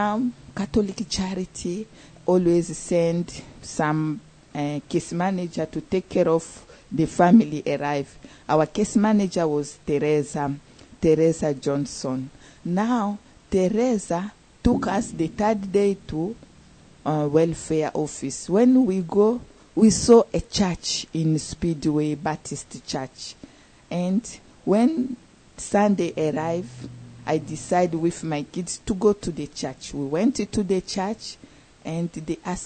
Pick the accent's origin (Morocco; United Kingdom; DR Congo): DR Congo; moved away as an adult; now in Indianapolis, United States; I'm from Congo, DRC Congo in Africa